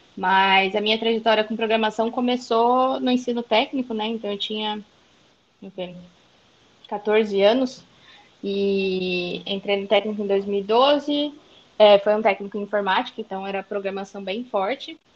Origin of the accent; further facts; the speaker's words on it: interior of São Paulo, Brazil; also born or lived in Sumaré; Eu sou do interior de São Paulo, moro atualmente em Sumaré